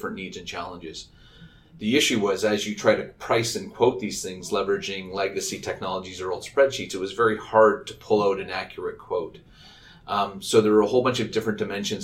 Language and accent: English; Vancouver, British Columbia, Canada; moved away as an adult; also born or lived in Montreal / Toronto; I grew up out in the West Coast, in Vancouver, went to UBC.